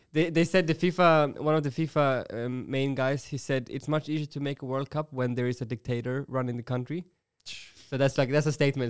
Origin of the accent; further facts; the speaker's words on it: Sweden; now in Germany; I'm from Sweden